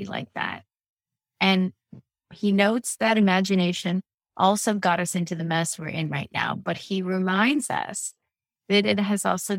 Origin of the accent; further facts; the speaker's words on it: California, United States; I'm a Californian